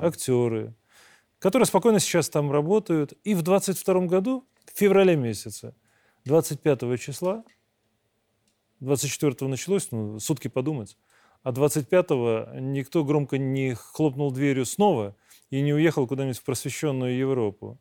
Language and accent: Russian; Belarus; Мы, белорусы